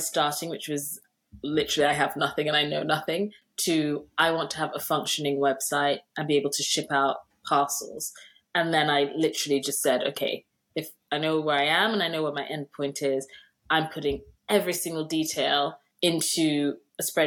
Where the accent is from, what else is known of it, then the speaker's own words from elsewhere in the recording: Nigeria; I'm Nigerian